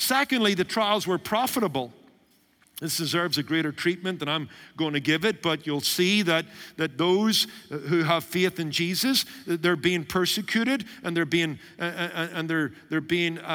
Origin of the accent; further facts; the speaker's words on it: United Kingdom; Being a British Baptist by origin